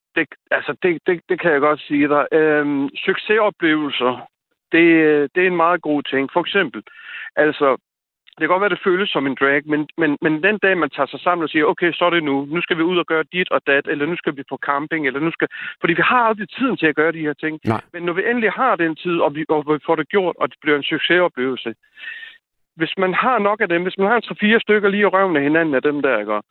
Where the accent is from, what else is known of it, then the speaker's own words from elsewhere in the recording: Slagelse, Zealand, Denmark; moved away as an adult; also born or lived in Albertslund; now in Jutland, Denmark; født og opvokset i Slagelse, og så, hvad hedder det, og nu bor jeg så i Jylland